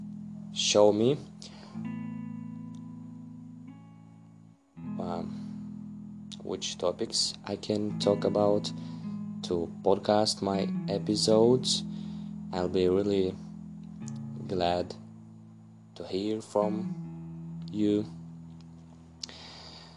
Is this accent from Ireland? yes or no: no; Russia; English is a second language; I'm from Russia, so I have problems with grammar and maybe with pronunciation